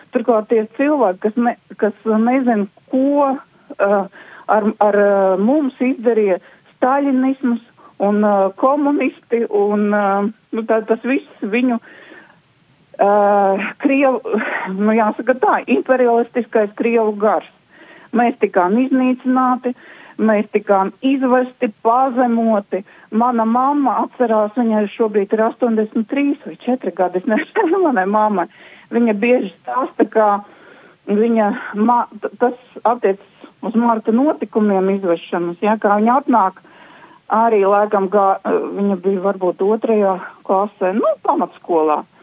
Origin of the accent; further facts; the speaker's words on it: Latvia; mēs visi esam kā latvieši